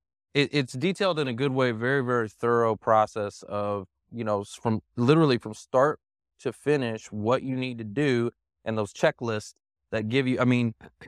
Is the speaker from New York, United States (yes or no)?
no; Dallas, Texas, United States; I was born and raised here in Dallas, and nobody's from Dallas.